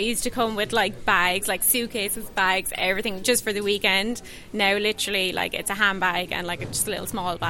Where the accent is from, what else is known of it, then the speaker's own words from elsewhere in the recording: Carlow, Leinster, Ireland; moved away as an adult; now in West Yorkshire, United Kingdom; from Carlow and my other half Greg is from Loud. We're both in our late 20s. We commute over and back to the UK every week and we're based in West Yorkshire.